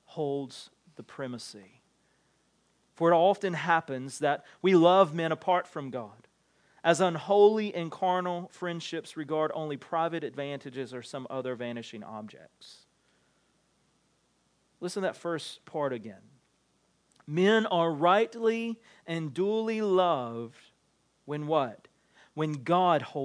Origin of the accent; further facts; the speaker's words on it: the South, United States; growing up in the South